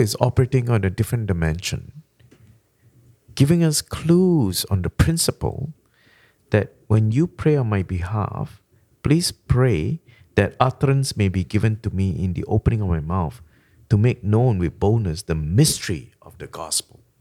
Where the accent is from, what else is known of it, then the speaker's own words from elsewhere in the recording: Malaysia; first language Malay; English is a second language; moved away; I came from Malaysia. Our first language is Malay